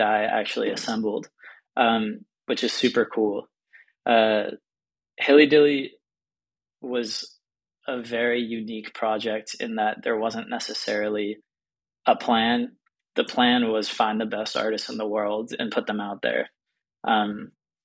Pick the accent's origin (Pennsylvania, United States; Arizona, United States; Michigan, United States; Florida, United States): Pennsylvania, United States; Pittsburgh; moved away; I'm from Pittsburgh, Pennsylvania, and I grew up obsessed with music blogs